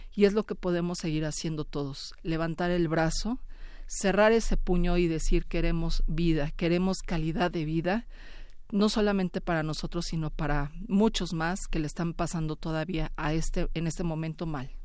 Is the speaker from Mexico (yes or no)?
yes; Mexico; así somos los mexicanos